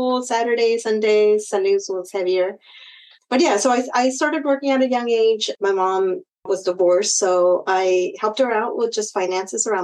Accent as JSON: {"language": "English", "town": "Sunnyvale", "region": "California", "country": "United States", "tie": "born or raised there", "also_born_or_lived": "Mountain View, California", "lives_now": "Hollister, United States", "said": "We grew up in Orchard, so Sunnyvale area"}